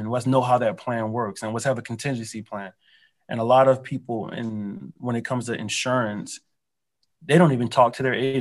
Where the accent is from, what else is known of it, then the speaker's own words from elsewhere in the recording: Philadelphia, Pennsylvania, United States; now in Southwest Florida, United States; I'm actually from Philadelphia. And I was born, I'm from Philly.